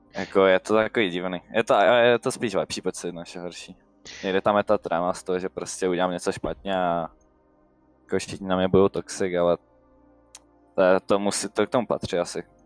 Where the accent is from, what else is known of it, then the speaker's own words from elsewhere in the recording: Vsetín, Zlín Region, Czechia; jsem ze Zlína, ze Vsetína. je mi 16 let.